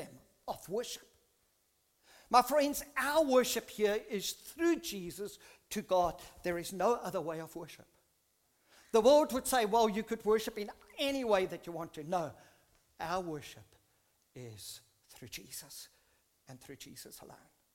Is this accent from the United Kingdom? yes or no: no; South Africa; I grew up in South Africa in a Dutch Reformed church when I was very, very young